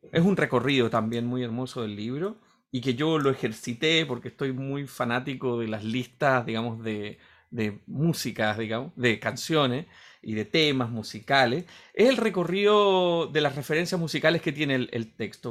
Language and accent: Spanish; Chile; para los que somos chilenos y hemos leído a Borges